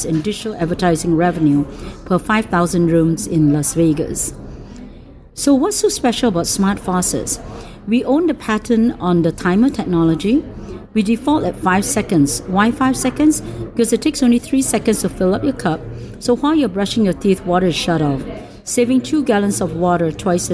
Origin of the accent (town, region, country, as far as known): Singapore; moved away